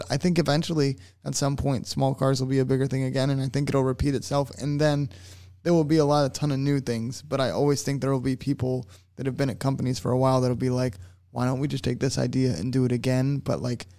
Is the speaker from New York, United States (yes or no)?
no; West Palm Beach, Florida, United States; also born or lived in Tennessee / Fort Lauderdale, Florida; now in St. Petersburg, United States; I grew up in West Palm